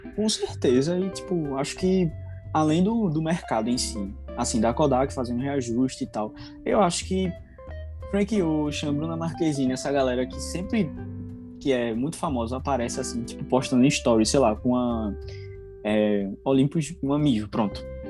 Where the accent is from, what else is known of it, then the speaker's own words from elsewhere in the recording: Recife, Pernambuco, Brazil; eu tenho vinte e um anos, sou recifense